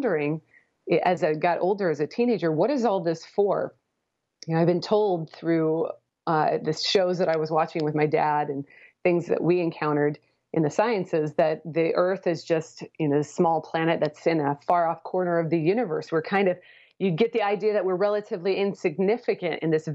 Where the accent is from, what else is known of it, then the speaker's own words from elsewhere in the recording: Portland, Oregon, United States; moved away; also born or lived in Houston, Texas; I grew up in the Portland, Oregon area